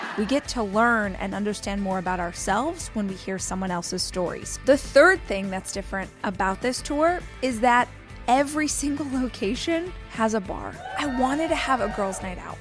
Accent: Southern California, United States; I'm from Southern California originally

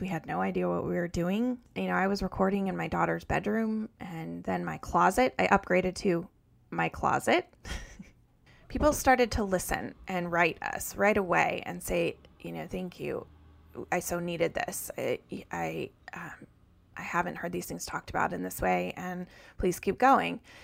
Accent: Colorado, United States; moved away as an adult; also born or lived in north of Boston; now in Massachusetts, United States; I grew up in Colorado and lived there until I graduated from college.

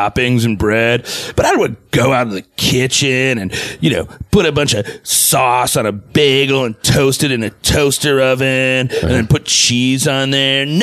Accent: Forest Lake, Minnesota, United States; also born or lived in San Francisco, United States; I'm I'm from Forest Lake, Minnesota originally, uh-huh. but I as a young man I went out to the, the San Francisco, the Haight Ashbury area

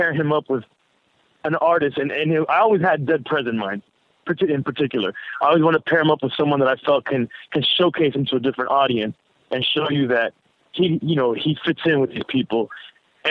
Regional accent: Miami, Florida, United States; I was from Miami

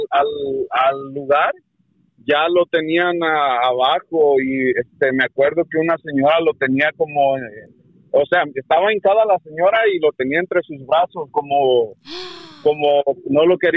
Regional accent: Guerrero, Mexico; moved away; esto pasó allá en Guerrero, soy yo de Guerrero

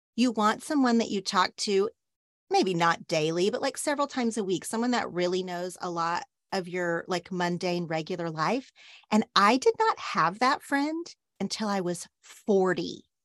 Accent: Oklahoma, United States; now in Los Angeles, United States; the way I grew up in Oklahoma

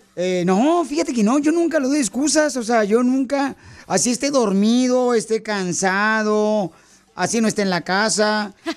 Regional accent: Jalisco, Mexico; soy de Jalisco

